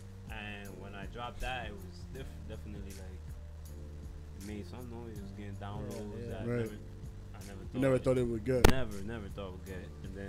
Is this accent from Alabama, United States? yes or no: no; Bronx, New York, United States; I grew up on Burnside Avenue.